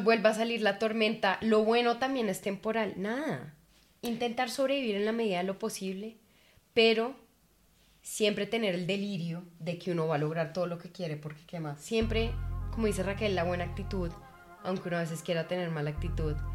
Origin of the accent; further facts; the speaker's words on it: Colombia; amo haber nacido en Colombia